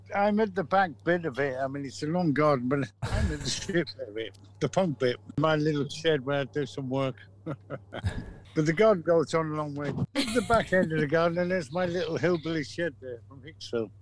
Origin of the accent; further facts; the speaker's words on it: Manchester, North West England, United Kingdom; we're from Manchester.